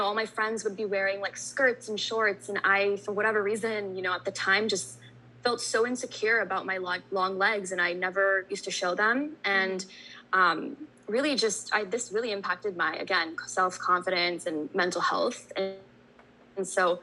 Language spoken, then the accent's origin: English; Bay Area, California, United States; I'm a South Asian content creator born and raised in the Bay Area